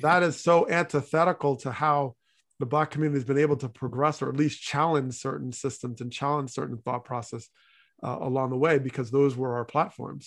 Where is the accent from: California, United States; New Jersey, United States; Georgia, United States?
New Jersey, United States; moved away; also born or lived in Hartford, Connecticut; growing up in New Jersey